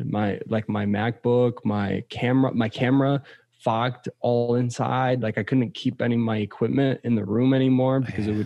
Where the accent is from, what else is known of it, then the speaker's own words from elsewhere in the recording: Poland; also born or lived in United States; growing up in Poland and growing up in the States, it's just two completely different cultures.